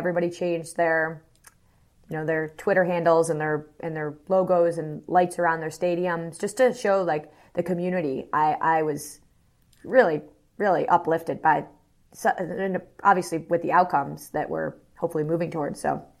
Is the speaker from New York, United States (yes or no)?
yes; Buffalo, New York, United States; born or raised there